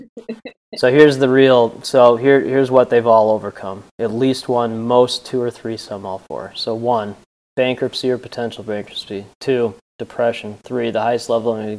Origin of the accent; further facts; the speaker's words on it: Northbrook, Illinois, United States; I grew up in Northbrook and live in Glenview.